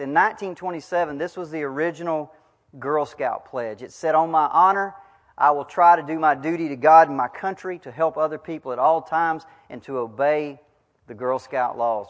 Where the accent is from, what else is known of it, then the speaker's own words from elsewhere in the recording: United States; as an American, a 21st century American